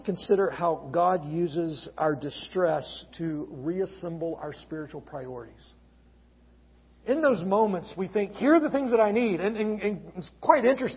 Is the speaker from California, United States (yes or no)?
no; Gulf Coast of Alabama, United States; now in Lynchburg, United States; I grew up on the Gulf Coast of Alabama